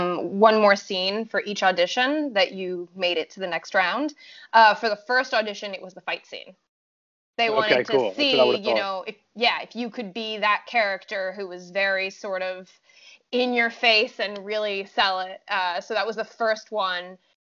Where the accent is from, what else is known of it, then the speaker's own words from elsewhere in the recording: France; English is a second language; I'm from France, so I'm already familiar with having to like make myself sound, I mean, I'm French and American, but my accent when I first moved here was a little bit more choppy than it is now.